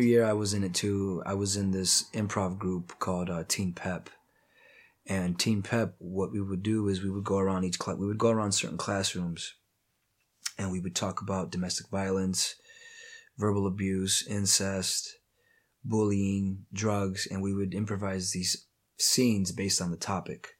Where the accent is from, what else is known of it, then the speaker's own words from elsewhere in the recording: Toledo, Ohio, United States; Born and raised in Toledo, Ohio, Midwest, Glass City, four one nine